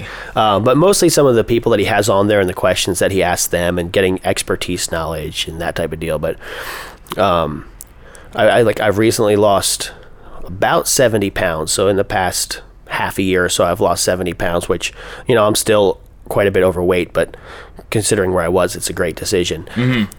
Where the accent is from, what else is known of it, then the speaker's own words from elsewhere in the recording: Pennsylvania, United States; moved away as an adult; now in Los Angeles, United States; I grew up in Pennsylvania and I've been in California since 2010